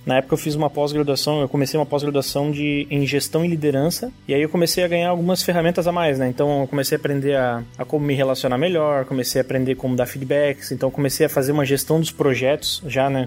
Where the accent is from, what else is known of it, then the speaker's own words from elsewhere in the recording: Joinville, Santa Catarina, Brazil; eu sou aqui de Joinville, Santa Catarina, que é onde está a Conta Azul.